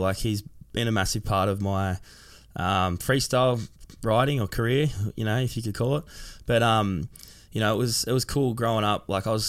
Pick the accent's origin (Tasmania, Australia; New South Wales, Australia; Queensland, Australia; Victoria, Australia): New South Wales, Australia; Sydney; I grew up in Sydney, like around the Cronulla area, Sutherland Shire.